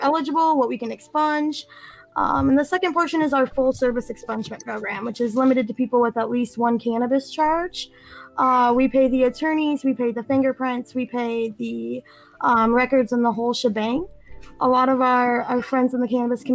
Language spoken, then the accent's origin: English; Benton Harbor, Michigan, United States; I'm from Southwest Michigan, Benton Harbor area